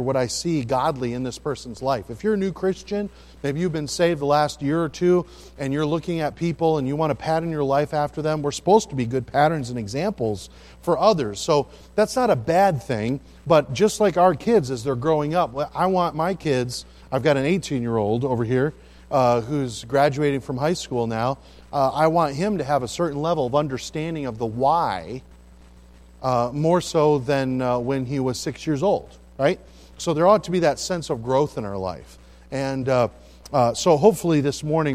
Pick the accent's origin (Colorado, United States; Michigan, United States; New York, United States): Michigan, United States; Midland; also born or lived in St. Joseph, Michigan; now in Pensacola, United States; I am a Michigander, and I was born over in St. Joe, and then grew up in Midland, Michigan